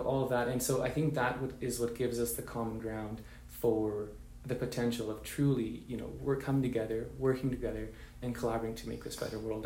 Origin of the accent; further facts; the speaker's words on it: Vancouver, British Columbia, Canada; I come from Vancouver, British Columbia, Canada, to born to Mexican parents